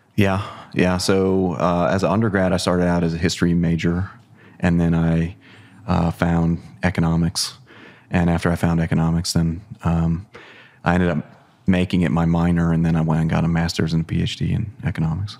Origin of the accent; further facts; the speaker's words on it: Ohio, United States; I grew up in Ohio